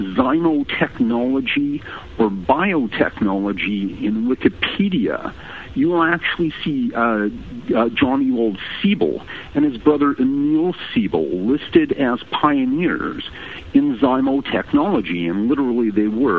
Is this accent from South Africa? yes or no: no; Vancouver, British Columbia, Canada; moved away as an adult; now in Chicago, United States; I'm from Vancouver, BC